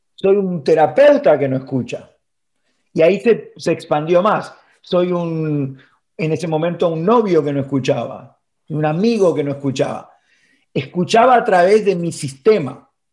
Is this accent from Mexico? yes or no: no; Argentina; moved away as an adult; also born or lived in Miami; now in Florida, United States; yo, viviendo en Argentina